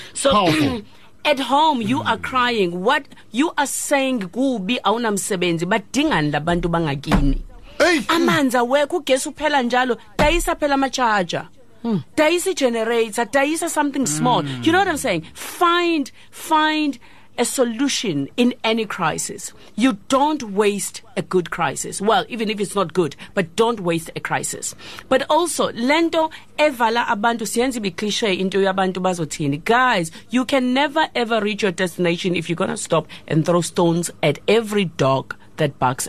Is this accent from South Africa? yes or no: yes; South Africa; But also, the good news is that we are South African.